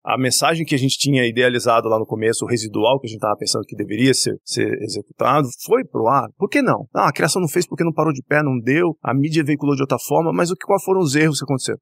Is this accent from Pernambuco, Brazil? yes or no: yes; Recife, Pernambuco, Brazil; moved away as an adult; now in São Paulo, Brazil; eu sou de Recife, né? Eu iniciei minha carreira publicitária em Recife